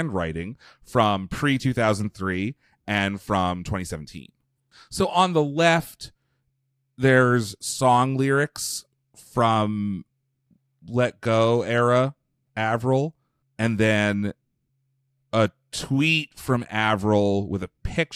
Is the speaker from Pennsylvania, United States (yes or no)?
yes; Pennsylvania, United States; I'm from Pennsylvania